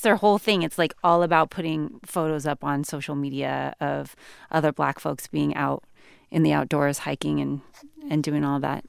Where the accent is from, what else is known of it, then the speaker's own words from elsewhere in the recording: California, United States; I grew up in California